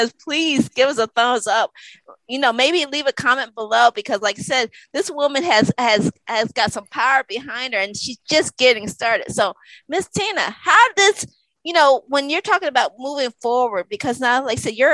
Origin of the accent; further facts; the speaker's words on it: Connecticut, United States; I grew up in Connecticut